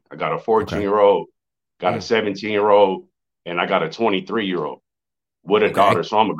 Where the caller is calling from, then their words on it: San Bernardino, California, United States; San Bernardino, California. I've been on with you a couple times.